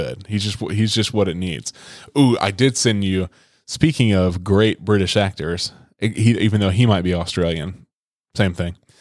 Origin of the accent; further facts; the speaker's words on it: Birmingham, Alabama, United States; I'm from Birmingham.